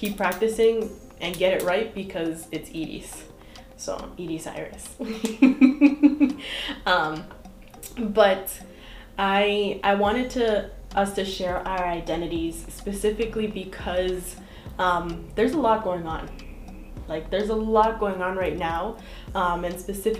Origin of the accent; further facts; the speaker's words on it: Boston, Massachusetts, United States; moved away as an adult; now in Brockton, United States; born and raised in Jamaica Plain, Boston